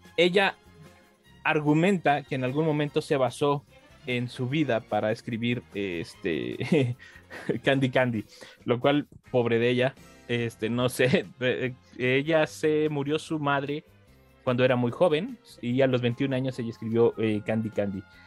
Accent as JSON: {"language": "Spanish", "country": "Mexico", "said": "como mexicanos que estamos acá"}